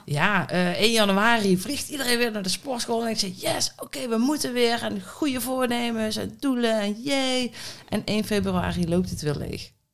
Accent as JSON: {"language": "Dutch", "town": "Budel", "region": "North Brabant", "country": "Netherlands", "moved": "yes", "said": "eentje in Budel, waar ik vandaan kom. Hè, een klein Budels dorpje mhm. in, in Brabant"}